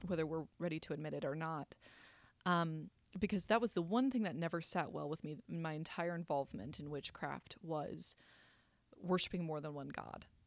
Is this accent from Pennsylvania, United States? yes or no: no; South Carolina, United States; I was raised in South Carolina.